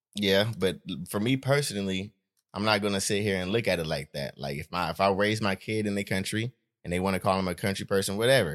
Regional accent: Stockton, California, United States; also born or lived in Los Angeles, US (summers)

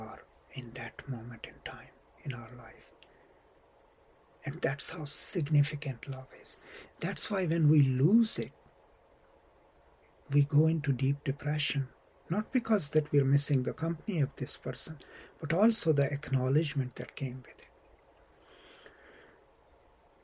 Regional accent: Pakistan; now in United States; I'm from Pakistan

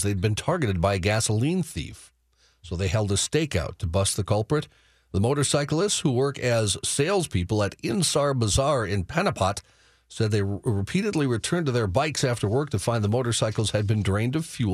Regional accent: North Dakota, United States; moved away; my home state of North Dakota

